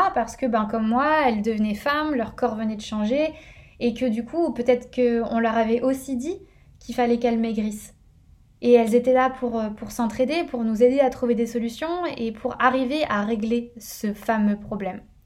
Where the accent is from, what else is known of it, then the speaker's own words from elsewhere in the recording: northern France, France; now in Paris, France; Je suis originaire du nord de la France